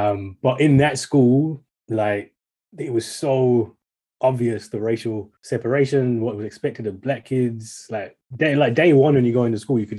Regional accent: Birmingham, West Midlands, United Kingdom; I was born in Birmingham, in the UK, but my dad is Jamaican. My dad retired back to Jamaica just last year. And my mom was born in Manchester, but she's half, her dad's Jamaican and her mom is English.

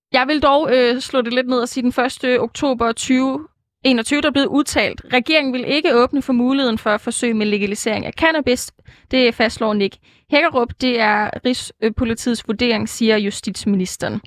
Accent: Jutland, Denmark; jeg er jo jyde

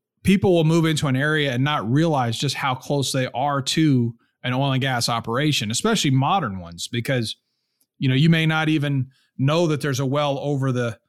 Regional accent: Texas, United States; some guy like me growing up in Texas

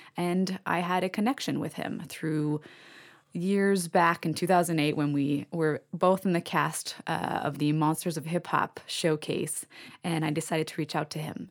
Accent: Canada; I'm Canadian.

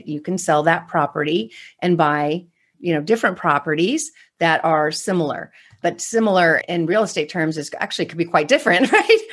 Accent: California, United States; I'm from California

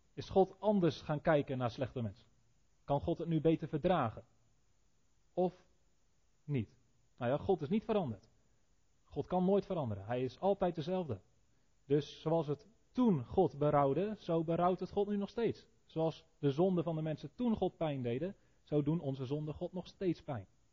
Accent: Netherlands; als Nederlanders die onder de zeespiegel wonen

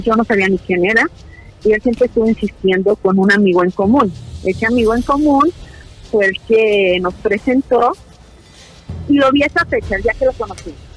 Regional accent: Tepatitlán, Jalisco, Mexico; yo vengo de una familia de trabajo, de una familia luchadora reconocida aquí en Tepatitlán

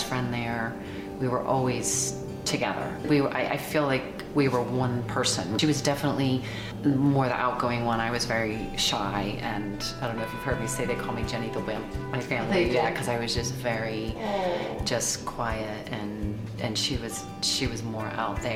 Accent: Annapolis, Maryland, United States; We grew up in Annapolis

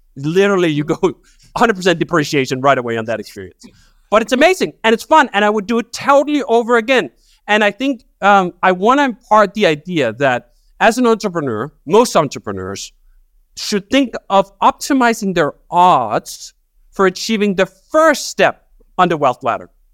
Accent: Denmark; moved away as an adult; So I grew up working class in Denmark.

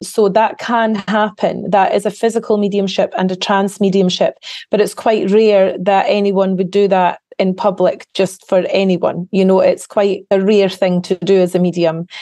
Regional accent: Carnoustie, Scotland, United Kingdom; I grew up in a little small town, a coastal town in the northeast of Scotland called Carnoustie

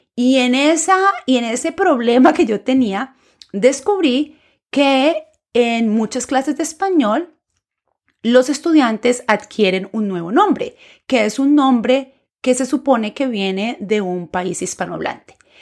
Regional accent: Colombia; first language Spanish; moved away as an adult; now in United States; profesora de español nacida en Colombia y actualmente viviendo en los Estados Unidos.

